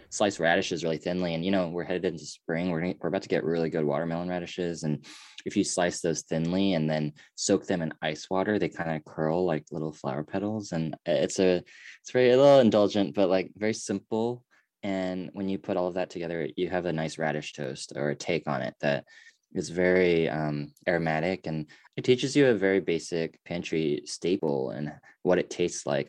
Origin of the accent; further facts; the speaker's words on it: United States; I am Korean, but I'm also American